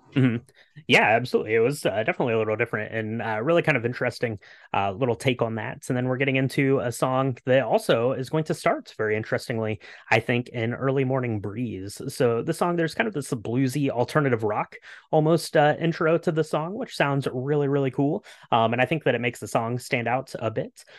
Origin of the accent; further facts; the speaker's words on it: the South, United States; you and I hail from the South